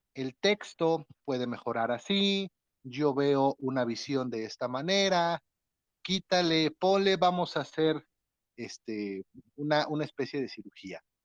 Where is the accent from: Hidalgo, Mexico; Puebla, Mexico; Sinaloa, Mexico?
Puebla, Mexico; Atlixco; de aquí, de mi ciudad natal, Atlisco